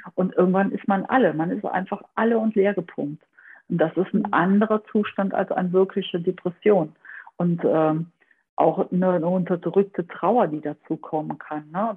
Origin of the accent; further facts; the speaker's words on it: Aachen area, North Rhine-Westphalia, Germany; ich komme so ein bisschen aus dem Aachener Raum